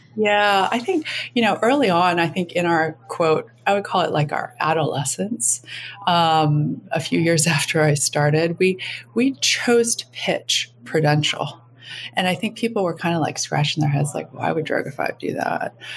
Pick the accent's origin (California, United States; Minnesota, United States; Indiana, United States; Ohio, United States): Minnesota, United States; Minneapolis; moved away as an adult; also born or lived in Jakarta, Indonesia / London; going to Jakarta from Minneapolis, Minnesota, in a completely cotton wool wrap, wrapped suburban existence